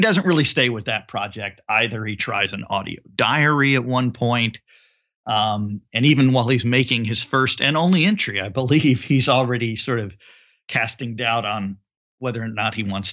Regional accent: Houston, Texas, United States; my hometown of Houston, Texas

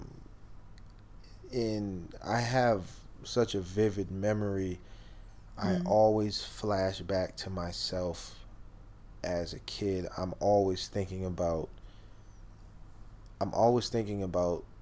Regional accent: Eastpointe, Michigan, United States; also born or lived in Canada; I was born in Canada too. Mm-hmm. You know, lived over there as a kid. Grew up over here in America. Mm-hmm. East Detroit, East Point

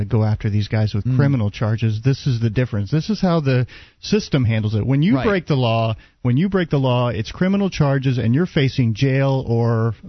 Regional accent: Dallas, Texas, United States; moved away; actually from my hometown of Dallas.

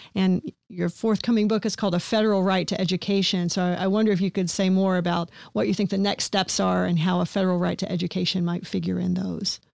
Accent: eastern Kentucky, United States; I grew up in Kentucky

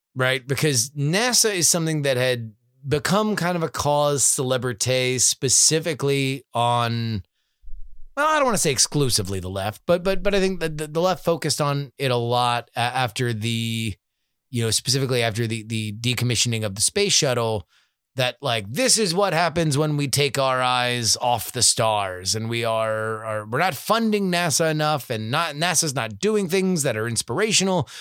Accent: South Florida, United States; moved away; growing up in South Florida

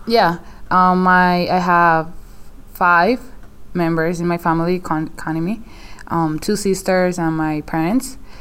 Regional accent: Morovis, Puerto Rico; moved away; my hometown was one of them

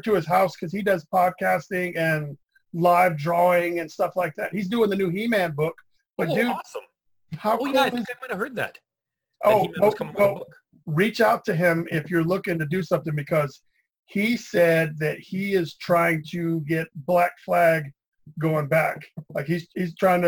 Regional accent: Atlanta, Georgia, United States; I'm from Atlanta

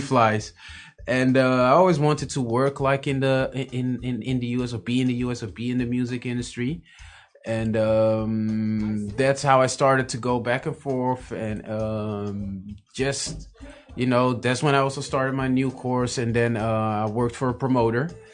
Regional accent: Amsterdam, North Holland, Netherlands; Born in Amsterdam, born and raised in Amsterdam

